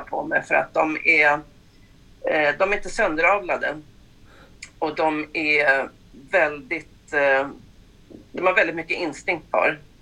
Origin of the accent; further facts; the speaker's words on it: Stockholm, Stockholm County, Sweden; now in Mullsjö, Sweden; Jag är född i Stockholm mm. men eh, flyttade därifrån 84 ner till Mullsjö